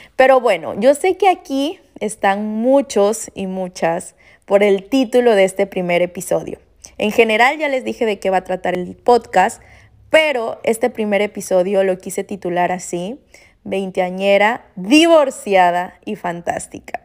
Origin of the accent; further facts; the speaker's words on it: Veracruz, Mexico; moved away as an adult; yo soy orgullosamente veracruzana, jarochita, y me regresé a mi bello puerto.